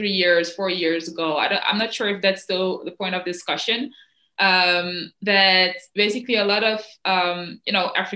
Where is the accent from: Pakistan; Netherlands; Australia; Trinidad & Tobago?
Netherlands; also born or lived in Cameroon; I came here when I was 8